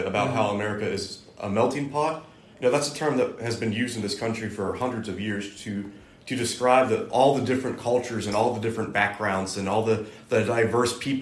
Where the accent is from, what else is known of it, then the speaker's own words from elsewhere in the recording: West Virginia, United States; moved away as an adult; I'm from there